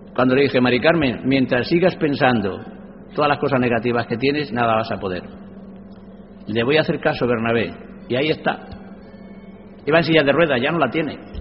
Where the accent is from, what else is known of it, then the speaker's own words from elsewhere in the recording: a village in the province of Cuenca, Castilla-La Mancha, Spain; dando clase a los analfabetos de mi pueblo, un pueblo conquense con mil y pico habitantes. Y yo con ocho años era ayudante de él